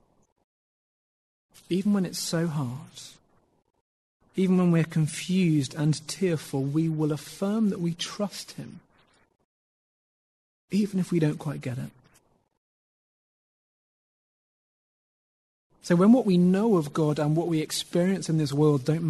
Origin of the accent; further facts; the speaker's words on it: United Kingdom; being British